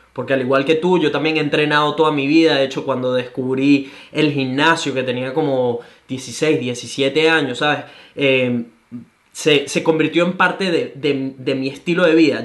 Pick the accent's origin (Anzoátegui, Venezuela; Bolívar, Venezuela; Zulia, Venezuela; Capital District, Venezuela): Capital District, Venezuela; Caracas; now in Gold Coast, Australia